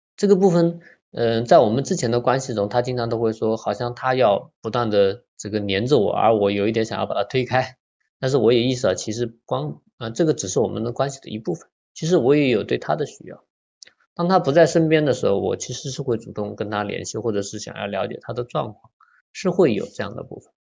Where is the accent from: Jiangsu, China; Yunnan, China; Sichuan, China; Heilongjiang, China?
Jiangsu, China; Nanjing; 我来自中国大陆的江苏南京这样的一个城市